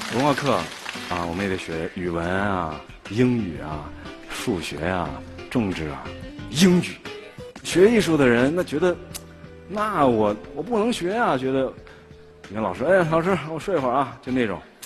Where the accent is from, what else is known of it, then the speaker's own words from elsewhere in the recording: Nanchang, Jiangxi, China; 我出生在江西南昌